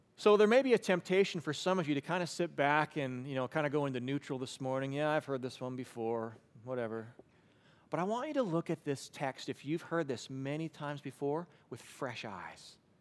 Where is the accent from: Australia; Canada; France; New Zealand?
Canada; Western Canada; I grew up in Western Canada